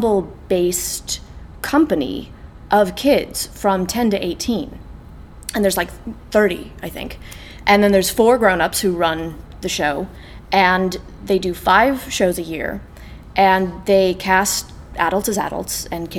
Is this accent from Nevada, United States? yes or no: yes; Las Vegas, Nevada, United States; moved away as an adult; also born or lived in California; now in Ireland; I was born in Las Vegas. We went away and then we came back.